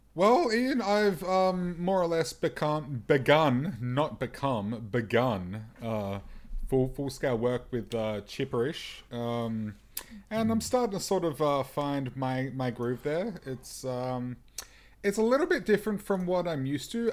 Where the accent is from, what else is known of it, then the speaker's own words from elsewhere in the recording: Melbourne, Victoria, Australia; I'm from Melbourne, and because I'm from Mel, Melbourne, that means I'm basically a coffee snob by default